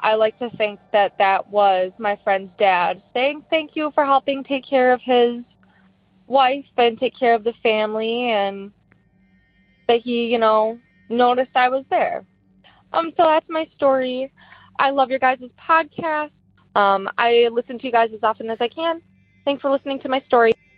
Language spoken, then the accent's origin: English; Wisconsin, United States; I am from Wisconsin.